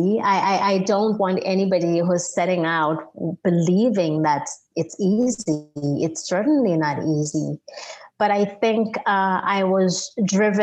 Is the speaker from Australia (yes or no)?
no; Zambia; now in United States; my home country